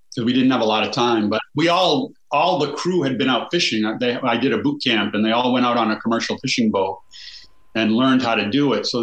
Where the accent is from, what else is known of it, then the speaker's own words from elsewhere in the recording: United States; I'm from that town. I shot this movie in my hometown.